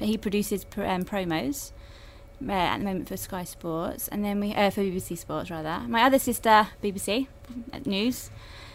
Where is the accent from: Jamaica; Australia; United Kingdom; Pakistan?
United Kingdom; London; I'm a Londoner, Ealing, born and bred